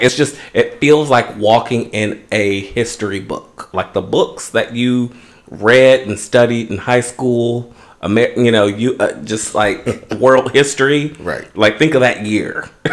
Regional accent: West Coast, United States; now in Los Angeles, United States; being an American, and more specifically you know, a West Coaster

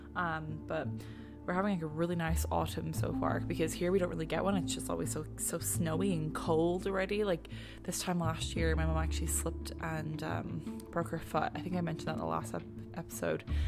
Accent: Ireland; now in Canada; we're Irish, um, being in Canada

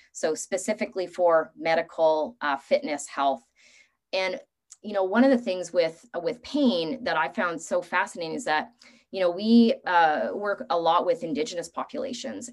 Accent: Canada; also born or lived in Vancouver; As a Canadian

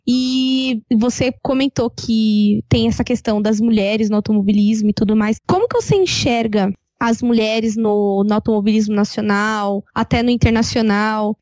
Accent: Brazil

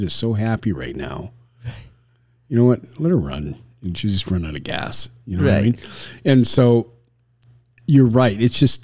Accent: Canada; I was raised in Canada

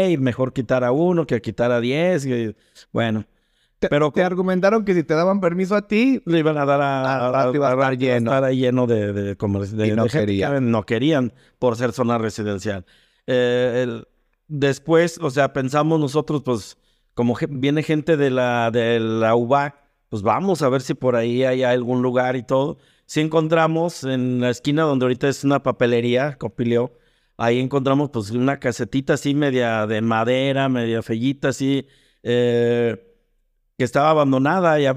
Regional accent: León, Guanajuato, Mexico; Pero aquí en León y en la región somos hijos de la salsa maga.

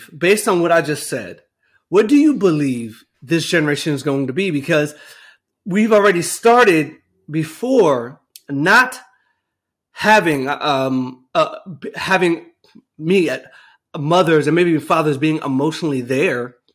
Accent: New Jersey, United States; moved away; I grew up in New Jersey

